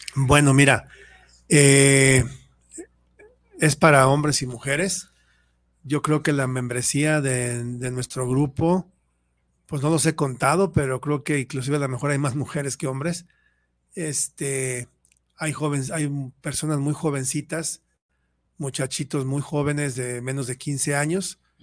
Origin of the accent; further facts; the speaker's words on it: Mexico City, Mexico; yo soy de la Ciudad de México, y ahí en donde yo vivía